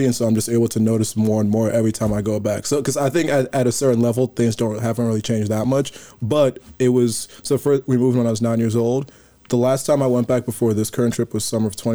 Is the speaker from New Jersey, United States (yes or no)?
yes; West Windsor, New Jersey, United States; also born or lived in Nigeria / North Carolina; I'm also from Jersey, but I live 10 minutes away from here